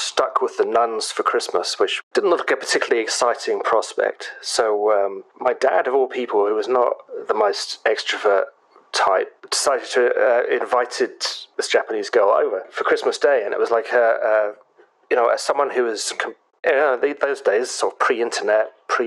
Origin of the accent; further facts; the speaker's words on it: England, United Kingdom; us being rude English people